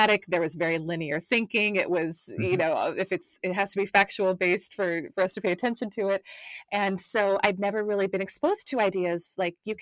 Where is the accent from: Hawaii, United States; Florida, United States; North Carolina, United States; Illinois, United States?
North Carolina, United States; moved away as an adult; now in Atlanta, United States; I'm over in the United States, was born and raised in North Carolina